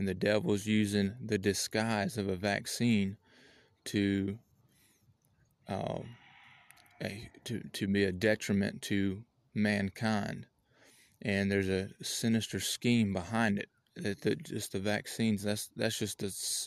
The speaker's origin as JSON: {"language": "English", "country": "United States", "said": "I'm an American citizen"}